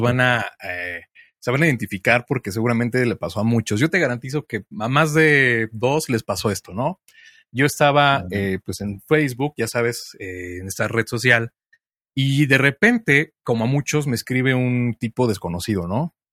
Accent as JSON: {"language": "Spanish", "region": "Mexico City", "country": "Mexico", "said": "yo soy de Ciudad de México"}